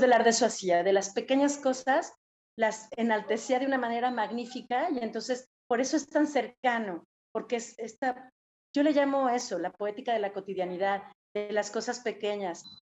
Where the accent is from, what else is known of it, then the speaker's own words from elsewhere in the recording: Mexico; nosotros como mexicanos, no somos totalmente indígenas